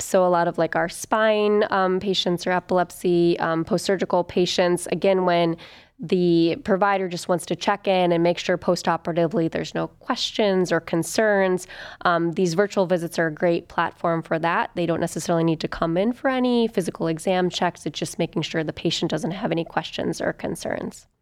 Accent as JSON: {"language": "English", "town": "Toledo", "region": "Ohio", "country": "United States", "also_born_or_lived": "Wooster, Ohio / Athens, Ohio / Chicago, Illinois / Cleveland, Ohio", "said": "I'm from Ohio originally, from Toledo"}